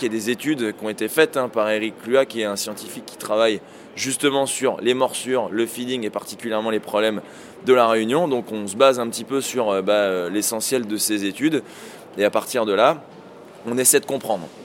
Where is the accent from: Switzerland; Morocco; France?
France; chez nous en France